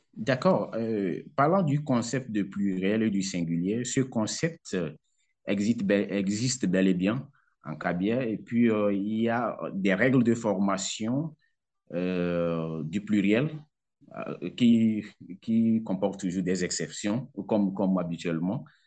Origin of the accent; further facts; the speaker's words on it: southern Togo, Togo; first language Kabiye; French is a second language; les milieux dans lesquels moi j'ai grandi, j'ai fréquenté, j'ai fait mes cours primaires et secondaires. C'est dans la partie sud du pays